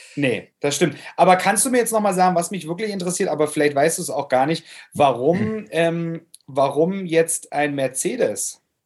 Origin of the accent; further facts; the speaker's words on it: Germany; moved away; ich bin im Urlaub in Lau im Lautzer Seenland. Ähm, wie kann es anders sein? Ähm, in meiner Heimat zur Gegend